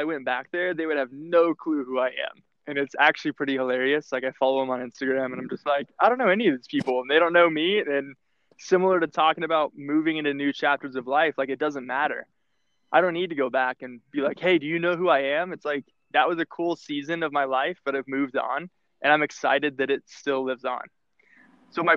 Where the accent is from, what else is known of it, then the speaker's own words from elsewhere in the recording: Texas, United States; I grew up in Texas